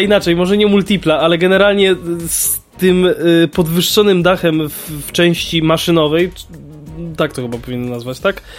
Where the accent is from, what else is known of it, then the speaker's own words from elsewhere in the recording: Kraków, Lesser Poland, Poland; ja mieszkam w, w, w, Krakowie właściwie w tym samym miejscu od urodzenia